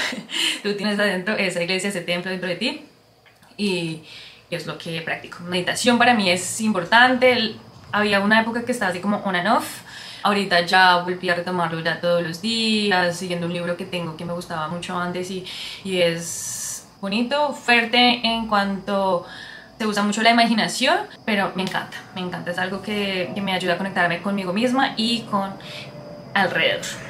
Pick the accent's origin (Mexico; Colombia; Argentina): Colombia; first language Spanish; moved away as an adult; also born or lived in San Francisco, United States; now in Australia; soy colombiana, eh, pero vivo en Australia ya hace 5 años